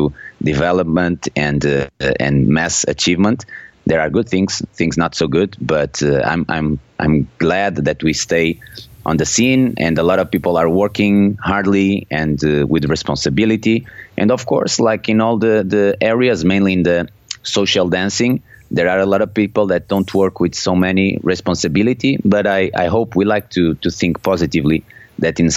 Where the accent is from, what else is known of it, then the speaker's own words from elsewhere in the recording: Porto, Norte, Portugal; English is a second language; I was born and raised in Porto. My parents are Portuguese